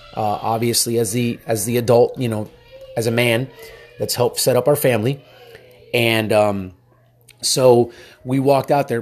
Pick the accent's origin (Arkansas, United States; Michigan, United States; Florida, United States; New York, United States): Florida, United States; Miami; now in Texas, United States; I'm from Miami originally, and so, uh, moved out to Texas, live in Texas now